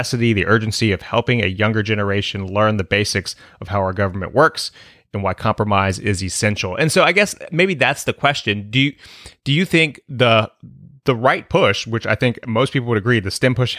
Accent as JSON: {"language": "English", "region": "Northern Virginia", "country": "United States", "tie": "born or raised there", "said": "I was in Northern Virginia"}